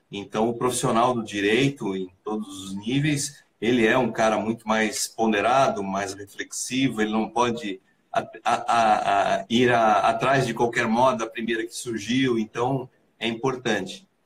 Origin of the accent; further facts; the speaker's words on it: Santa Catarina, Brazil; É, sou de Santa Catarina, então demorou até fazer conexão com, com Belo Horizonte, né?